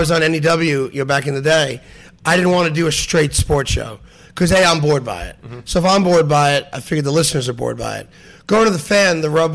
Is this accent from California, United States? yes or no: no; New York, United States; moved away as an adult; also born or lived in Philadelphia / Denver; as a New Yorker